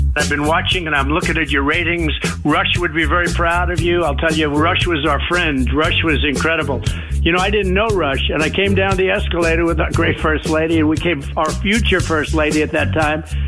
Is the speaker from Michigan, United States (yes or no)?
no; New York, United States; I'm from New York